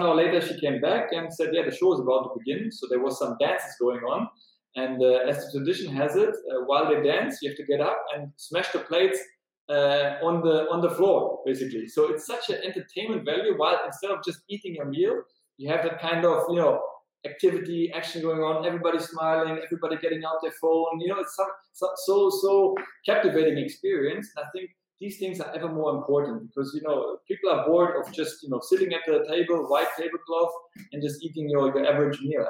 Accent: Berlin, Germany; now in Vilnius, Lithuania; I'm from Germany, from Berlin

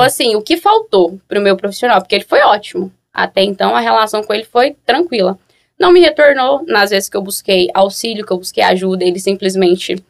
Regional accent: Goiânia, Goiás, Brazil; Sou de Goiânia

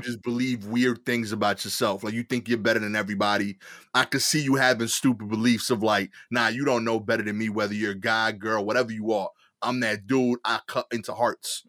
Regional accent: New York City, New York, United States; I'm from East New York

